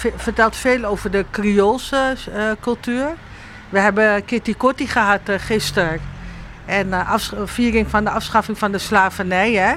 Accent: Sliedrecht, South Holland, Netherlands; also born or lived in Suriname; toen ik in Nederland aankwam en in het dorp waar ik opgroeide. Sliedrecht

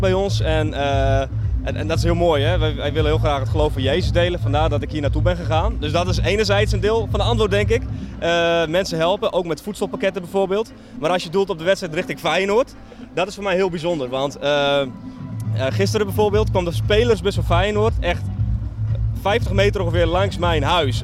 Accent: Netherlands; moved away as an adult; now in Albania; we zijn gewoon Nederlanders en als gezin zijn we hier naartoe gegaan

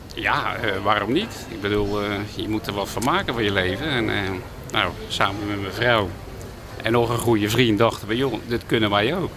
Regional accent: De Lier, South Holland, Netherlands; moved away as an adult; also born or lived in Midden-Delfland; now in Den Hoorn, Netherlands; Ik ben geboren in de Lier, nou ja, het oude Westland

